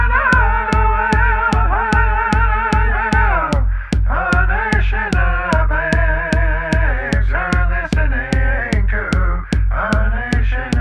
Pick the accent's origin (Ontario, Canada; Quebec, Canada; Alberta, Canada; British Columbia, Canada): Ontario, Canada; Wikwemikong Unceded Territory; I'm an Ojibwe Odawa Potawatomi woman from Wikwem Kung Unceded Territory.